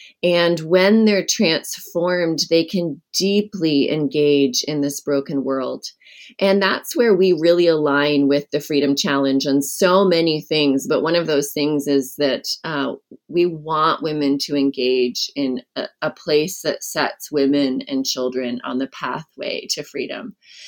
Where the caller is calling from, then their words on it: Brush Prairie, Washington, United States; I'm calling in from Brush Prairie, Washington, where I live. It's a small community on the outskirts of Portland, Oregon.